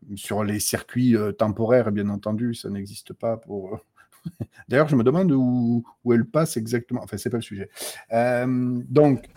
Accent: the South, southern France, France; je suis sudiste

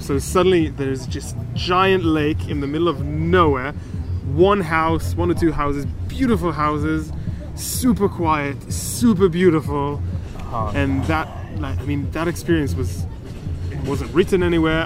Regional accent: Israel; I'm from Israel

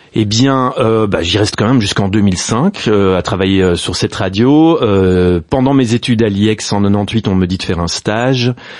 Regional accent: Brussels, Brussels-Capital Region, Belgium; first language Dutch and French; Je suis bruxellois, néerlandophone. En fait, j'ai fait toutes mes études en néerlandais jusqu'à mes 18 ans

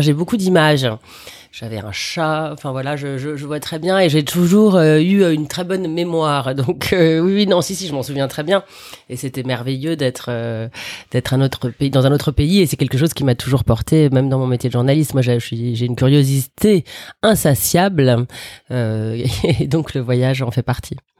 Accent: Paris, Île-de-France, France; also born or lived in Algeria; je suis une vraie Parisienne. J'ai vécu exactement où là on est en train de faire cette émission, c'est-à-dire dans le 17e, à quelques enclablures euh, du parc Monceau, mais je suis née dans le 10e.

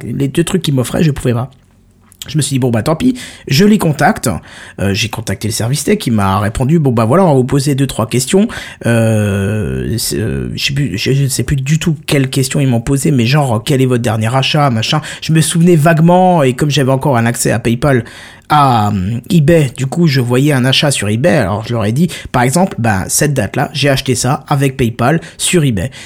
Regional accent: France; On est français

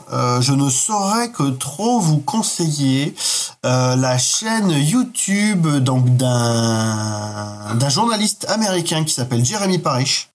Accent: Bastia, Corsica, France; où je vivais quand, quand j'étais enfant, j'habitais en Corse

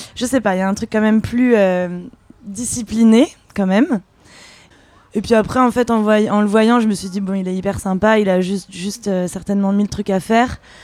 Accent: France; moi je suis née en France et, mon père était anglais de Londres

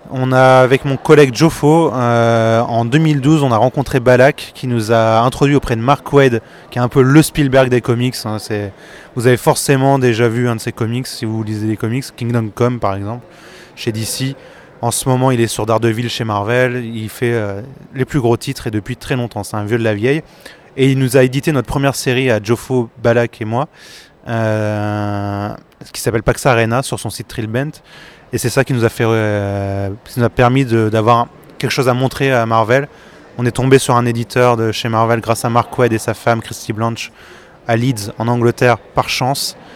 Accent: Saint-Quentin, Hauts-de-France, France; Quand j'étais petit, j'ai grandi à Saint-Quentin en Picardie, il n'y avait qu'un seul festival BD auquel j'allais tout le temps

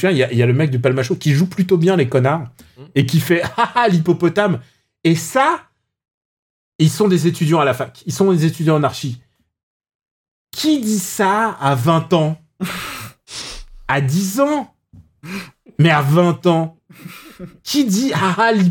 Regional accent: Upper Normandy, France; moved away; moi j'ai vécu en Normandie. J'ai vécu en Normandie.

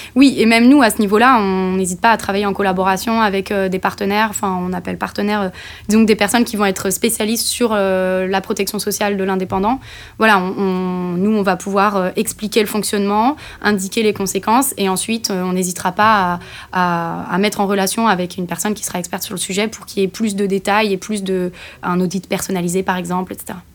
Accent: Nantes, Pays de la Loire, France; moved away as an adult; also born or lived in Bordeaux; now in Toulouse, France; je suis nantaise

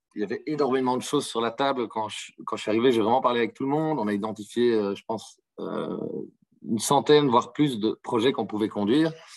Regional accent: Brussels, Brussels-Capital Region, Belgium; je viens de Bruxelles en Belgique

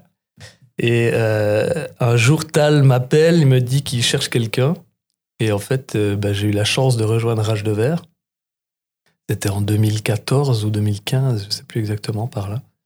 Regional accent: Reconvilier, Bern, Switzerland; j'ai grandi dans le Jura bernois dans un village que Couleur 3 a rendu célèbre qui s'appelle Reconvilliers

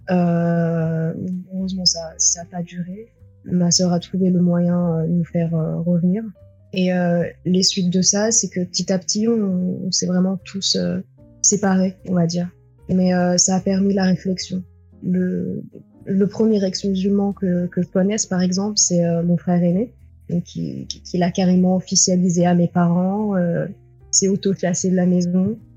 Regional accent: France; born there; je suis née en France de parents euh, tunisiens, la petite dernière d'une grande fratrie.

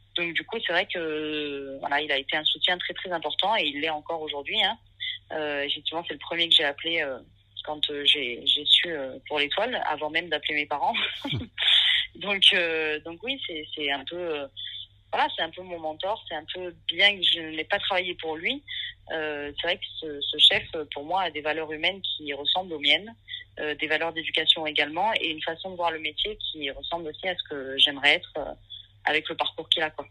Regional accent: Nièvre, Burgundy, Bourgogne-Franche-Comté, France; now in Marseille, France; j'ai grandi en Bourgogne, dans une campagne paumée, dans la Nièvre

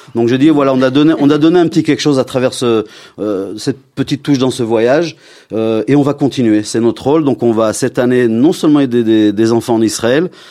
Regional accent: Lyon, Auvergne-Rhône-Alpes, France; moved away; bien que je viens de Lyon, mais j'ai vécu ma communauté à Lyon

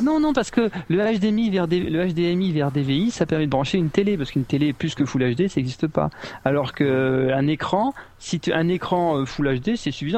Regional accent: France; moved away; je suis français

